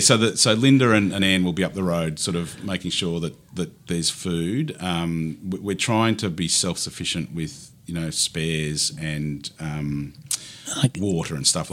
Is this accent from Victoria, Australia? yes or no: no; Deniliquin, New South Wales, Australia; moved away; also born or lived in Auckland, New Zealand; I grew up in Denny, so Deniliquin in southern New South Wales.